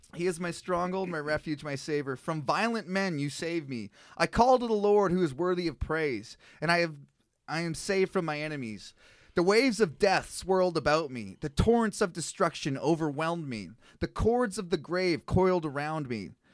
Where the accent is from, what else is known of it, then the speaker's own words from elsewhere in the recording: Canada; as a Canadian